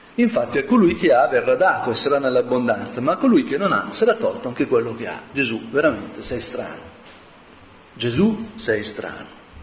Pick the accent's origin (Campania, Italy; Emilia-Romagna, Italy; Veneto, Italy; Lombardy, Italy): Lombardy, Italy; Como; io sono di Como